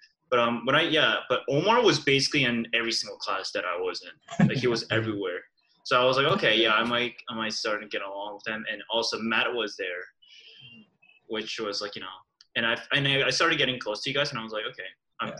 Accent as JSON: {"language": "English", "country": "South Korea", "also_born_or_lived": "New Brunswick, Canada", "moved": "yes", "lives_now": "Kingston, Canada", "said": "Yeah, I was from Korea, moved to New Brunswick."}